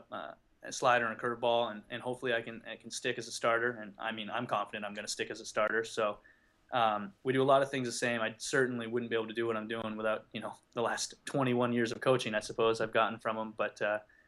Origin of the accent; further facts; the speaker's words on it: just outside Toronto, Ontario, Canada; moved away; I grew up in just outside Toronto